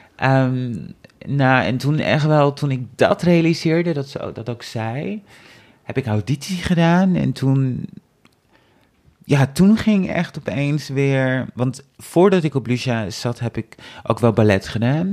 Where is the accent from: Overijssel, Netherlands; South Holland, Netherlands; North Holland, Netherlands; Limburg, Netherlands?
North Holland, Netherlands; Amsterdam; ik kom uit Amsterdam.